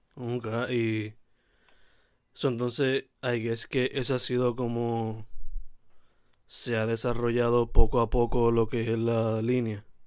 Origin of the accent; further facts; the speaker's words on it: Sabana Grande, Puerto Rico; ambos somos de Sabana Grande